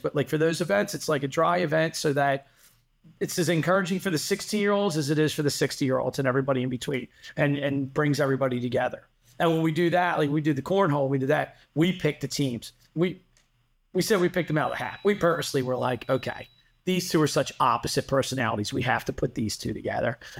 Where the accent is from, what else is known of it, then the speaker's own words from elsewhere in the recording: Delaware County, Pennsylvania, United States; also born or lived in Drexel Hill; I spent my whole life growing up in Delco